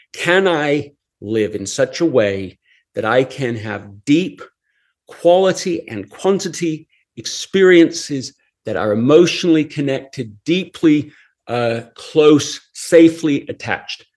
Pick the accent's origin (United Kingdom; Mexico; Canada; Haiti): United Kingdom; England; I grew up in England